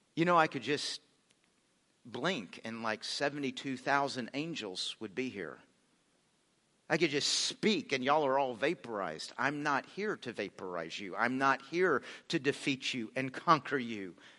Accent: United States; We're American Christians

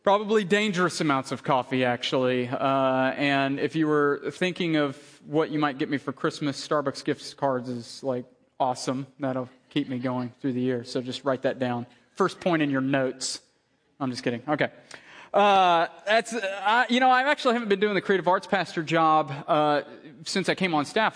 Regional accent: Tennessee, United States; I grew up in Tennessee.

